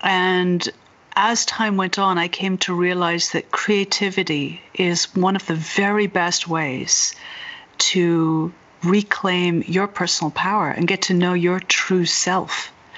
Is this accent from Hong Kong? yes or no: no; Ireland; now in Berkeley, United States; I'm originally from Ireland, but I grew up all over the world, and now I live in Berkeley, California.